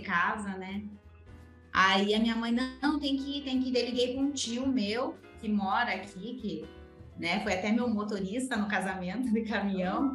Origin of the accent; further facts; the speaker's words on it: Canoinhas, Santa Catarina, Brazil; moved away; eu nasci em Canoinha, Santa Catarina, né? Uma cidade pequena. Então, nasci, cresci, vivi lá com meus pais